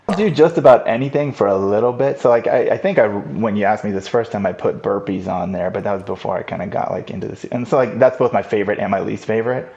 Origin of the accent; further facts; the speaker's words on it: Los Angeles, California, United States; I grew up in Los Angeles